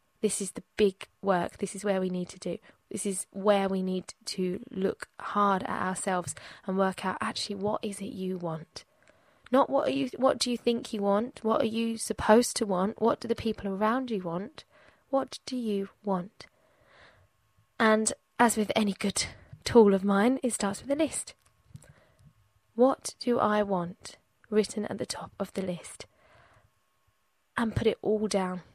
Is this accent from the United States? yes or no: no; England, United Kingdom; Growing up in England